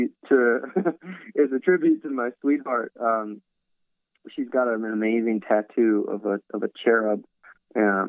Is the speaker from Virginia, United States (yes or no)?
yes; Virginia, United States; now in Los Angeles, United States; I grew up in Virginia